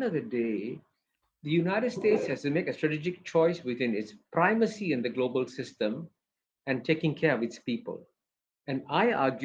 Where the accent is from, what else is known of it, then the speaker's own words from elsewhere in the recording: Singapore; when I grew up in Singapore